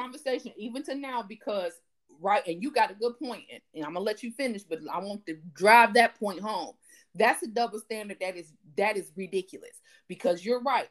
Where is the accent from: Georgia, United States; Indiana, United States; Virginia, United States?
Indiana, United States; Elkhart; We grew up in Elkhart.